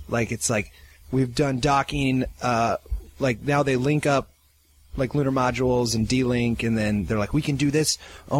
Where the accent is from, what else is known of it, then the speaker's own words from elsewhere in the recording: Iowa, United States; moved away; I'm from Iowa